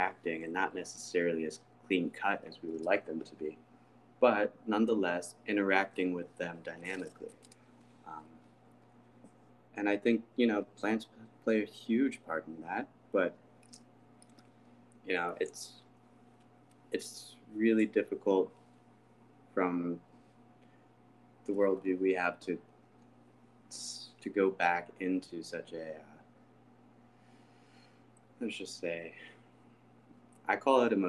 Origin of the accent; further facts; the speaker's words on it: St. Louis, Missouri, United States; I'm from St. Louis. Like, that's, you know, the place that I would call home in a sense. That's what I know the most.